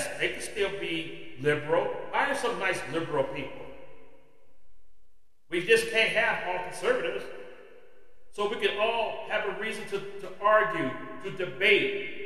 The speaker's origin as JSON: {"language": "English", "region": "California", "country": "United States", "said": "my home state of California"}